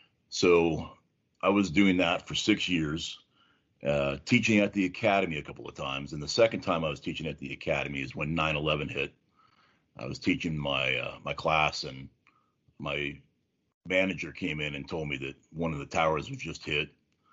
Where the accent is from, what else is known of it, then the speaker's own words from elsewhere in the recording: San Jose, California, United States; No, I grew up in San Jose.